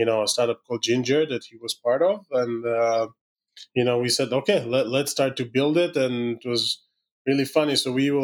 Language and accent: English; Israel; accent: Israeli; my terrible Israeli accent